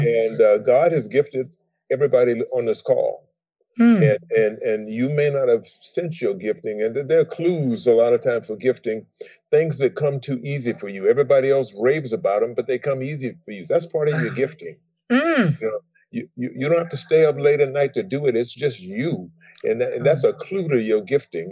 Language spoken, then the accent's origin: English; Savannah, Georgia, United States; I grew up in Savannah, Georgia